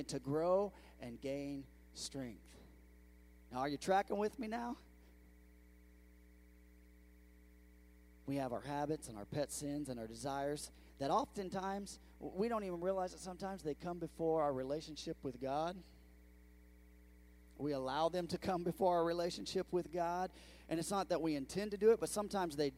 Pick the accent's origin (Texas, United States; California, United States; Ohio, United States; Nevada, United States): California, United States; moved away as an adult; now in Bedford, United States; I'm from California.